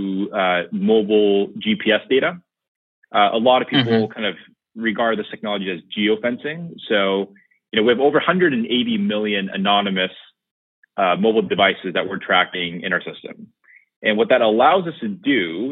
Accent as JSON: {"language": "English", "town": "San Francisco", "region": "California", "country": "United States", "tie": "born or raised there", "said": "my hometown, San Francisco"}